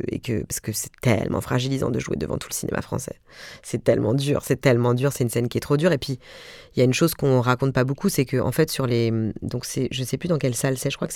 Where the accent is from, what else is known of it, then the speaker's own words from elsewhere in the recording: Mulhouse, Grand Est, France; Moi, je viens de Mulhouse et franchement, il y a 10 ans, je parlais comme ça.